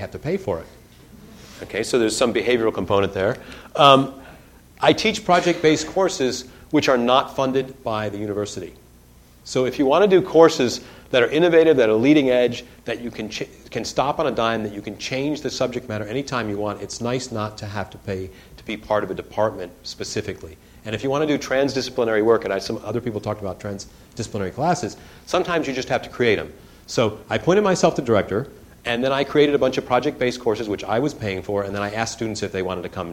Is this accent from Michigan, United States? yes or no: yes; Detroit, Michigan, United States; I grew up in Detroit